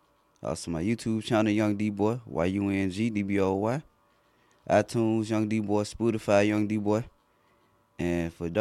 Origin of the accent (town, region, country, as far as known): Memphis, Tennessee, United States; born or raised there